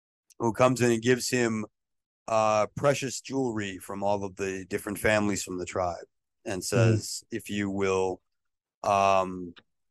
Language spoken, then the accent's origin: English; Maine, United States; where I grew up in Maine